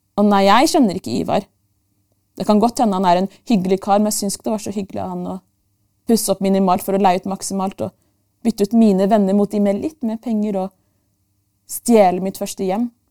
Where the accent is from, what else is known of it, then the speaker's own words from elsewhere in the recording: Oslo, Norway; født og oppvokst i Norges hovedstad mer spesifikt, bydel Bjerke og Grünerløkka.